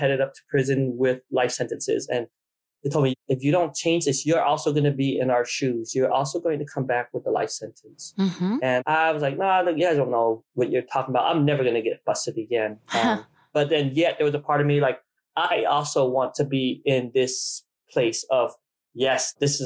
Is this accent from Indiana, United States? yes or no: no; Provo, Utah, United States; also born or lived in Vietnam; I was born in Vietnam and we came to the United States before we lost our country, right before we lost our country, and we settled in Provo, Utah. I grew up in Provo, Utah